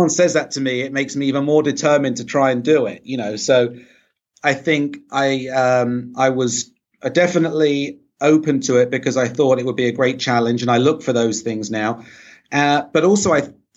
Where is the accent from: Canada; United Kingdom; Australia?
United Kingdom; England; moved away as an adult; now in United States; I grew up in England, so I was in England till I was about 23 years old